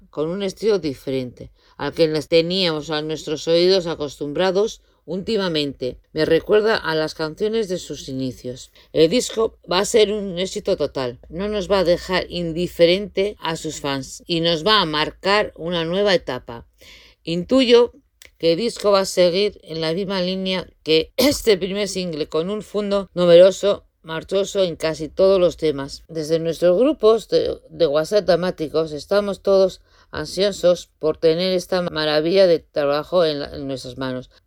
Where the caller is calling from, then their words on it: Barakaldo, Basque Country, Spain; de Baracaldo, País Vasco.